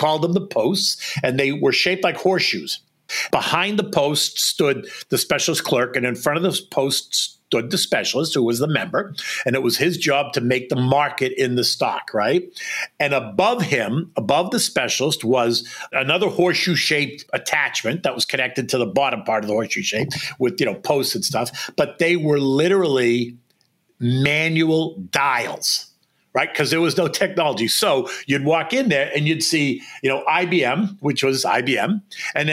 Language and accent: English; Boston, Massachusetts, United States; moved away as an adult; also born or lived in Washington, D.C.; now in New York, United States; I grew up in Boston and spent summers on Cape Cod